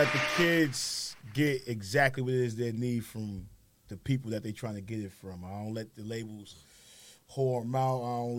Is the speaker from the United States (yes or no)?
yes; New York City, New York, United States; I've been like them kids growing up in the neighborhoods. I'm from Howard and Chauncey. That's one of the dirtiest blocks in Brooklyn.